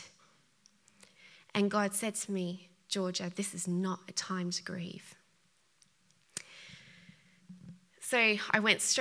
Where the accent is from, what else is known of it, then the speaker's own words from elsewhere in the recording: Australia; accent: Australian; moved away; I'm Australian, if you hadn't picked it up by the accent